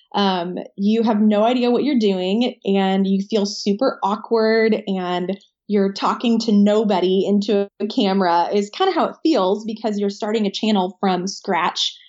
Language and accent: English; Nashville, Tennessee, United States; I am from the Nashville area in Tennessee.